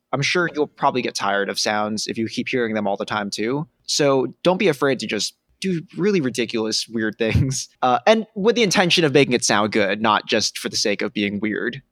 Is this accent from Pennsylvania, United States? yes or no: no; New York City, New York, United States; I grew up on the Upper West Side in Manhattan